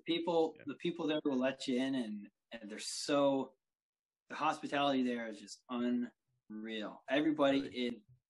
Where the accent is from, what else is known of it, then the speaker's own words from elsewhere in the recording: Hamilton, Ontario, Canada; The city I grew up in, which is Hamilton, we've got like 538,000 people living there